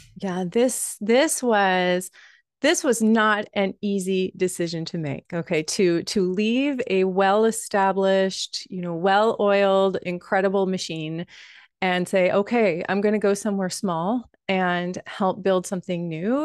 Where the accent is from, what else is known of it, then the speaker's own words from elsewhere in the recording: Wappingers Falls, New York, United States; now in Westchester County, United States; as someone who is a Hudson Valley girl, I'm from Wappingers Falls originally